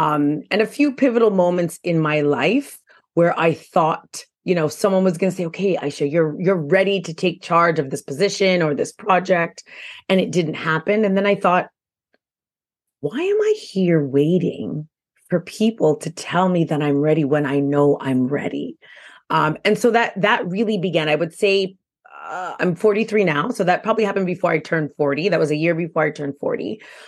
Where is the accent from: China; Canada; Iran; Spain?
Canada; Quebec; now in Ontario, Canada; I do live in Ontario now, but again, I am from Quebec.